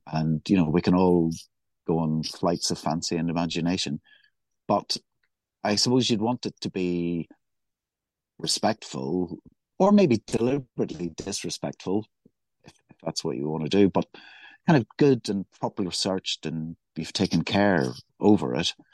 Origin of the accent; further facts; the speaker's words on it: Belfast, Northern Ireland, United Kingdom; growing up in Belfast